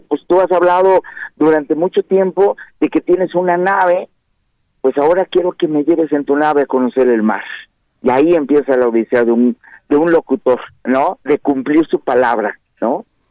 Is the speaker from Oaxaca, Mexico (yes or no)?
yes; Oaxaca, Mexico; aquí en Oaxaca, donde yo soy originario